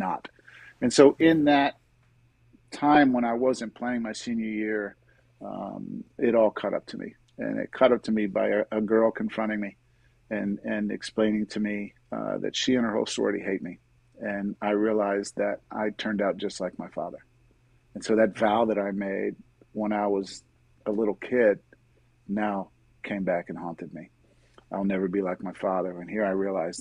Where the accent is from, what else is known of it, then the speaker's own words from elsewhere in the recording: Miami, Florida, United States; also born or lived in Pittsburgh, Pennsylvania / Jacksonville, Florida; I grew up in Miami